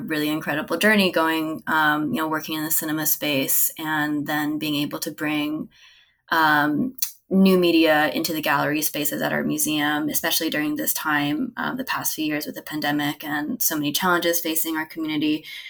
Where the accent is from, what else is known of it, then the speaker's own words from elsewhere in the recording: Honolulu, Hawaii, United States; I am born and raised in Hawaii, on Oahu, in Honolulu.